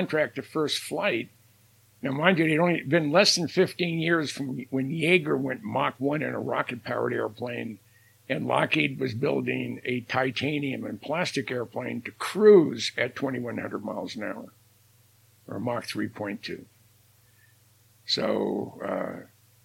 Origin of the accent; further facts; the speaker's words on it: Minnesota, United States; I'm from Minnesota